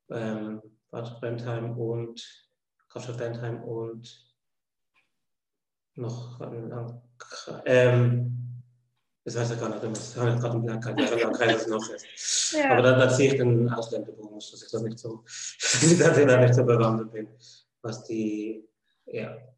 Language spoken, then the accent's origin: German; Switzerland; ursprünglich bin ich Schweizer, wie man das am Akzent hört.